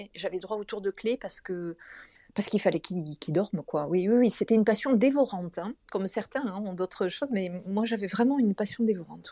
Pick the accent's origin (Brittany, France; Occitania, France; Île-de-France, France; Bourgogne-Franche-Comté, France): Occitania, France; Toulouse; Je vis à Toulouse, donc je suis toulousaine.